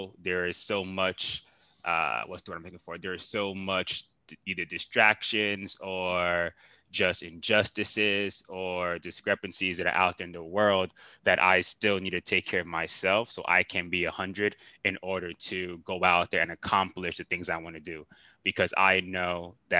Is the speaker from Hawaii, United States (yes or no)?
no; Miami, Florida, United States; moved away; growing up in Miami, I was always outside playing basketball